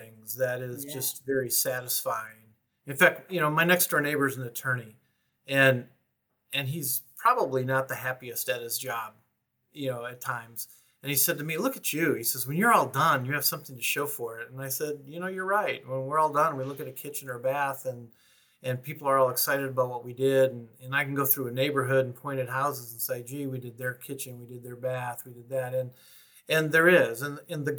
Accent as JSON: {"language": "English", "region": "Michigan", "country": "United States", "moved": "yes", "said": "I'm from Michigan originally"}